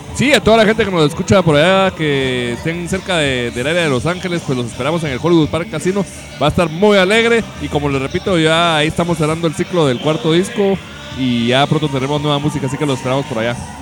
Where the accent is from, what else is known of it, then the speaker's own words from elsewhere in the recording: Guatemala; llevar la música de Guatemala y visitar a todos nuestros paisanos